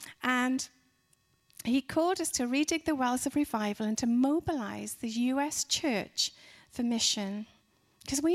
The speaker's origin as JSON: {"language": "English", "region": "Wales", "country": "United Kingdom", "also_born_or_lived": "Dallas, Texas", "moved": "as an adult", "said": "we're from Wales in the UK"}